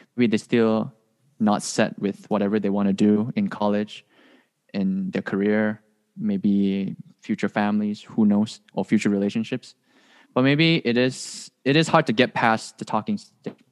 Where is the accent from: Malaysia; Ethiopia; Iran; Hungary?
Malaysia; moved away as an adult; now in Hawaii, United States; I'm from Malaysia